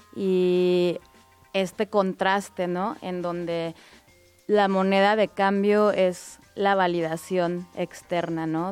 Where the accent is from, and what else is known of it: Guadalajara, Jalisco, Mexico; born or raised there